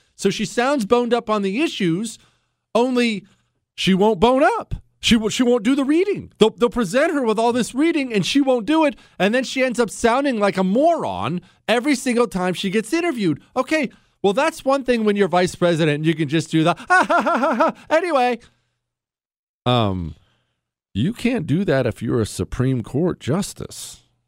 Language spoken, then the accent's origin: English; United States; I'm an American